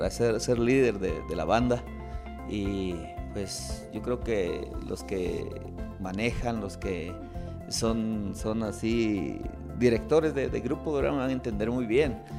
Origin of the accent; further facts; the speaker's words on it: Totonicapán, Guatemala; Yo soy de Totonicapán